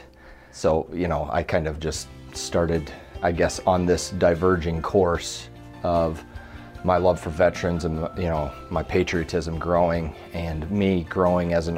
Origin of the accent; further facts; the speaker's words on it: Fontenelle, Iowa, United States; also born or lived in Creston, Iowa; I grew up in a little town of Fontenelle, Iowa, about 600 people